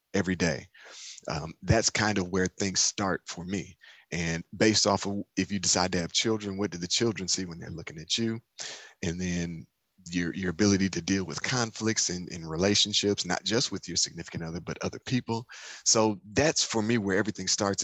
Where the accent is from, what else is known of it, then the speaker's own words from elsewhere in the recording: Detroit, Michigan, United States; in Detroit, my hometown